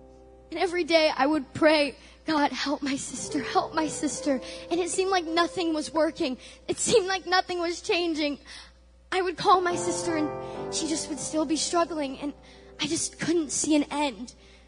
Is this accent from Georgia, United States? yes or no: no; California, United States; moved away as an adult; now in Missouri, United States; I mean, I said I'm from California. Moving to Missouri was a big deal for me. I had to leave them and be on my own for a change.